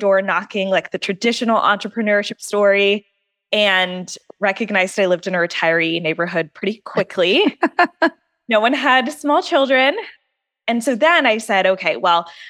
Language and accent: English; Wilmington, North Carolina, United States; I grew up in Wilmington, North Carolina